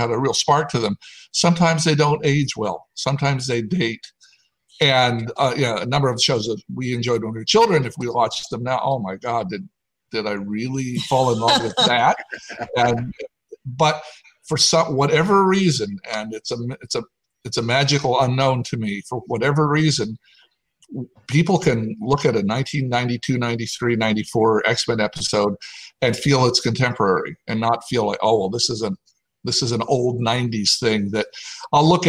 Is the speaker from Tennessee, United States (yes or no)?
yes; Tennessee, United States; now in California, United States; she was from Texas, I was from Tennessee, we met out here in California